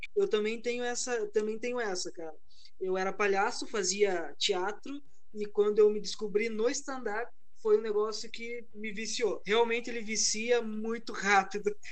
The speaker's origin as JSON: {"language": "Portuguese", "region": "Paraná", "country": "Brazil", "said": "eu sou do Paraná, cara. Eu estou no Paraná"}